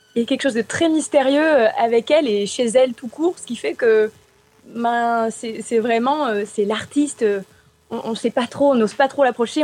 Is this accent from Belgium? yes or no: no; Arles, Provence-Alpes-Côte d'Azur, France; je suis née donc à Arles, tu en as parlé, mais c'est vrai que j'ai toujours baigné dans une culture très hispanique, avec les ferias